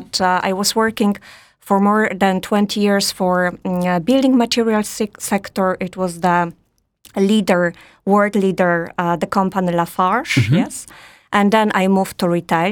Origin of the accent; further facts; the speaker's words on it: Poland; also born or lived in Warsaw / France; I'm Polish